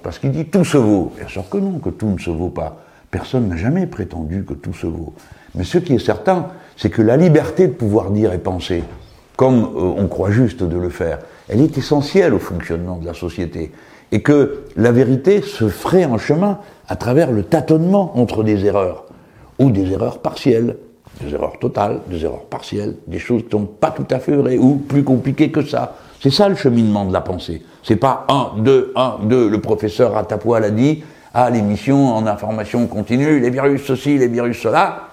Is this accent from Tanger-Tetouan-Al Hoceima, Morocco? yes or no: yes; Tangier, Tanger-Tetouan-Al Hoceima, Morocco; now in France; Quand j'étais môme, euh, à Tanger